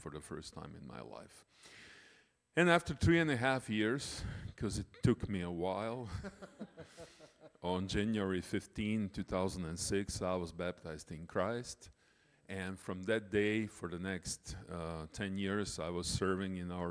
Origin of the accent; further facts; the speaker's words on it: Croatia; I'm coming from Croatia, small but beautiful country in Southeastern Europe.